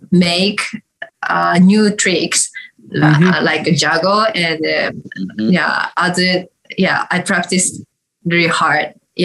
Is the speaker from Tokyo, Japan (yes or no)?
no; Hatsukaichi, Hiroshima, Japan; English is a second language; moved away as an adult; also born or lived in Osaka; That's my hometown, yes.